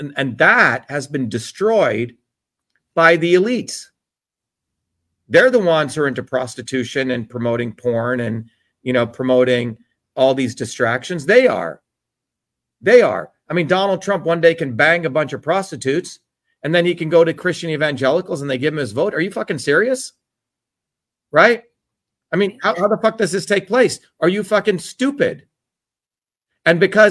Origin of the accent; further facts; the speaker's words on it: New Jersey, United States; the core values that I learned growing up in Jersey